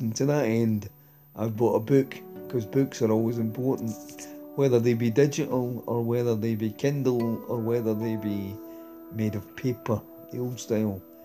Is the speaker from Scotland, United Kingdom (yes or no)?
yes; Glasgow, Scotland, United Kingdom; I'm from Glasgow, I'm a male, I'm expected to either be a Ranger supporter or a Celtic supporter or work in the shipyards